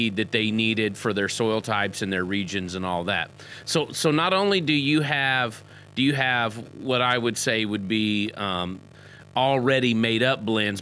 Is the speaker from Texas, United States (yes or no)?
yes; Texas, United States; I grew up in Texas